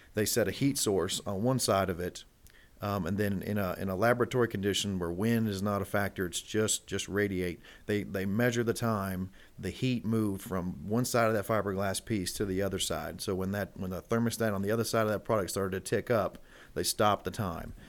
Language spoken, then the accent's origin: English; Elizabethtown, Kentucky, United States; also born or lived in Louisville, Kentucky; we're based here in, in, in Louisville, but I grew up in Elizabethtown. Uh, that's, that's what I call home